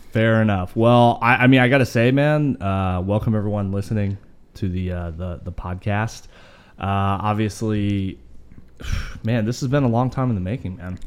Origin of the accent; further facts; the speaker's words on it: Idaho, United States; I'm Idahoan.